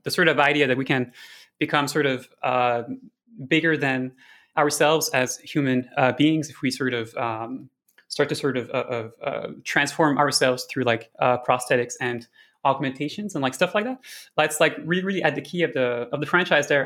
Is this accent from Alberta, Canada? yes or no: no; Montreal, Quebec, Canada; also born or lived in Amsterdam; I came back in two thousand nineteen to Montreal, which is my hometown